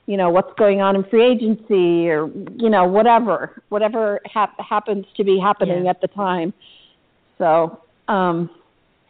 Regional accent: New England, United States; I was born and raised in New England to parents both from Boston

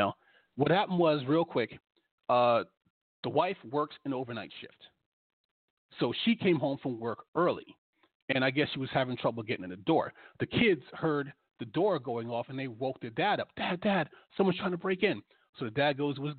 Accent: New York, United States; moved away; also born or lived in Washington, D.C.; I'm from New York. I used to live in D.C.

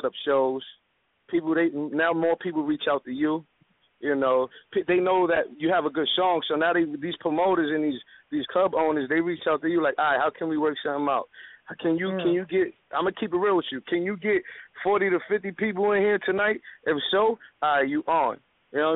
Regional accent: New York City, New York, United States; I come from Uptown Westside Dykeman where things is kind of real

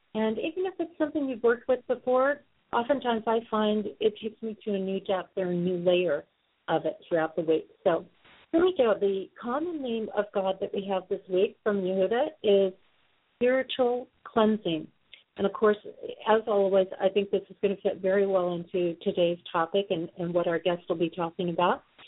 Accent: Sioux Falls, South Dakota, United States; my hometown of Sioux Falls, South Dakota

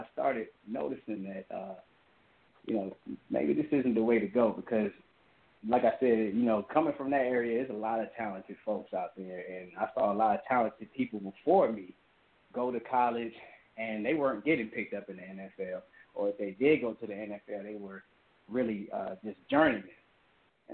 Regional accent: Hampton, Virginia, United States; born and raised in Hampton, Virginia

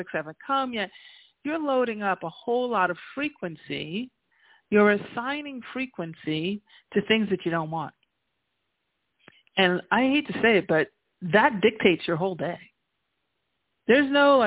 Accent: New York, United States; moved away as an adult; also born or lived in New Jersey; now in La Jolla, United States; I'm a New Yorker by trade, right? I was born in New York. I was born and raised, and then spent 22 years in Jersey before I came to La Jolla, to California

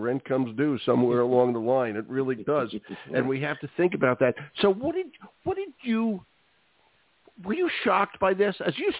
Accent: Philadelphia, Pennsylvania, United States; I grew up, I'm older than you. I grew up in West Philly, and I am a graduate K-12 of Philly Public Schools.

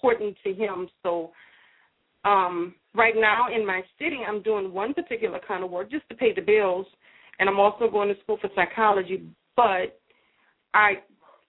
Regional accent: Louisiana, United States; I'm from Louisiana.

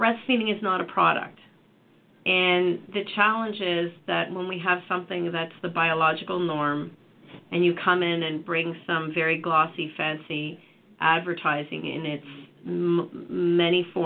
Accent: Canada; I come from Canada

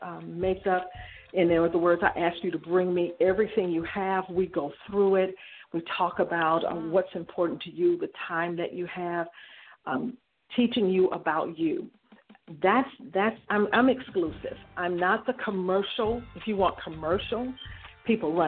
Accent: Detroit, Michigan, United States; I was born and raised in Detroit, Michigan

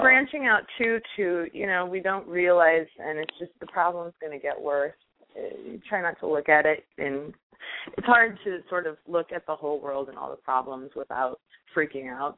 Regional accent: Iowa, United States; I grew up in Iowa

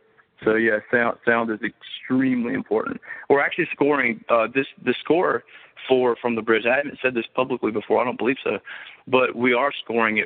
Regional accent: Monroe, United States; people that I grew up with in Monroe who have known me since I was a kid

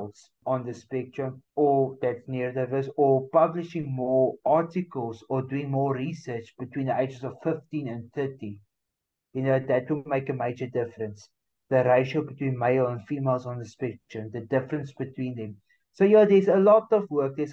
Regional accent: South Africa; I'm talking only from South Africa

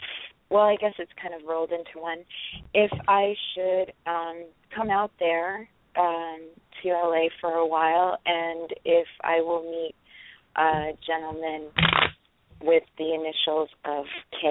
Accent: New York, United States; I'm from New York.

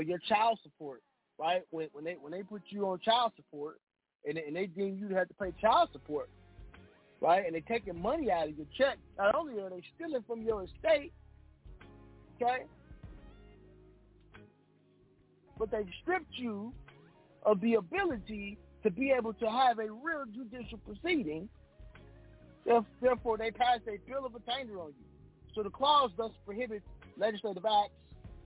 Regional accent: United States; I was born in America. I'm an American.

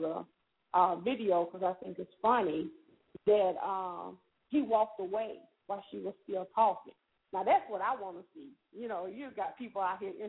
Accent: Selma, Alabama, United States; I come from Selma

